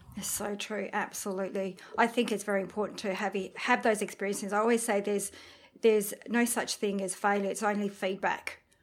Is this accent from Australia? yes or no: no; France; we're from France